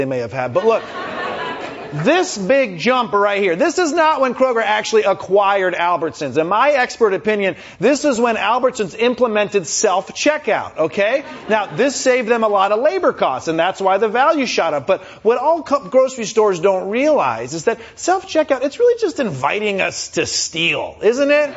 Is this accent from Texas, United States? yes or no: no; Michigan, United States; I'm from Michigan